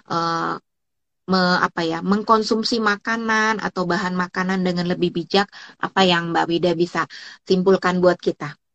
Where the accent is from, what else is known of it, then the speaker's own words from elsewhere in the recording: Java, Indonesia; aku orang Jawa